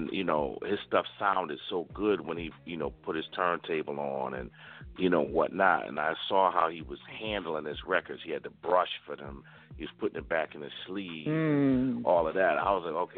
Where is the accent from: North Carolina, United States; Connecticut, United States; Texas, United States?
Connecticut, United States; Waterbury; born and raised in Waterbury, Connecticut